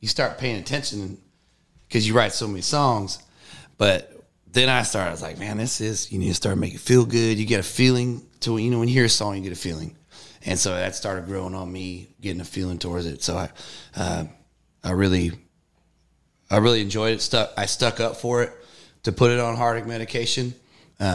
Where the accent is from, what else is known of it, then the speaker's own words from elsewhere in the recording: Northern California, United States; I grew up in Northern California